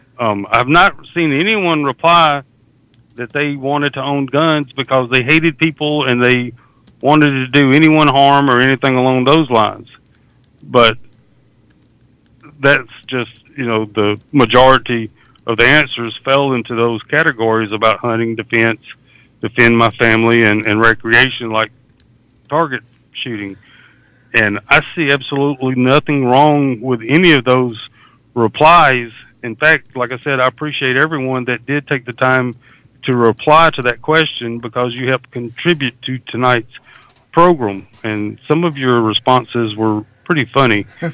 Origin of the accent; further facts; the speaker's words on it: Deep South, United States; I grew up in the Deep South, and hunting was and still is a way of life.